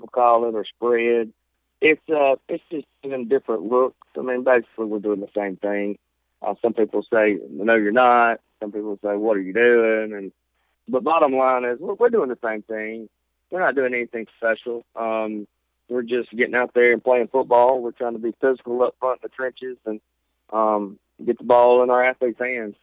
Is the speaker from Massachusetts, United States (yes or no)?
no; Seminary, Mississippi, United States; now in Corinth, United States; seminary until 2004, which is where I'm from. That's my hometown, Seminary High School. Seminary, right above Hattiesburg